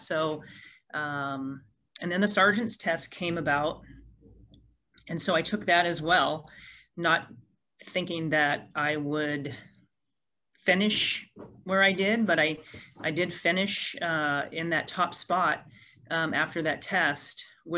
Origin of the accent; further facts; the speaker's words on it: Port Orchard, Washington, United States; this community where I was not born, but I was raised here in Port Orchard. I've lived here for over 45 years